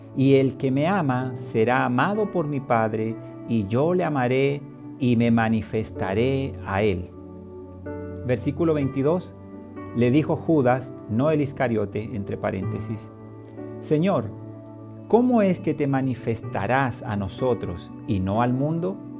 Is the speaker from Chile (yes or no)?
yes; Chile; comenzaría en mi país, en Chile, el llamado estallido social